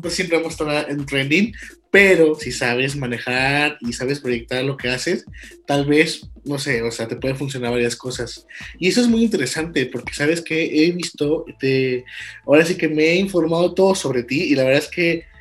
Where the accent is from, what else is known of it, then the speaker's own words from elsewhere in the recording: Guanajuato, Mexico; somos de Guanajuato Capital